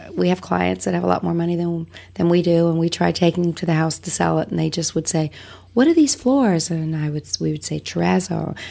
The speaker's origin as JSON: {"language": "English", "region": "Wales", "country": "United Kingdom", "tie": "born or raised there", "moved": "yes", "lives_now": "United States", "said": "I was born in Wales. I'm I'm the immigrant"}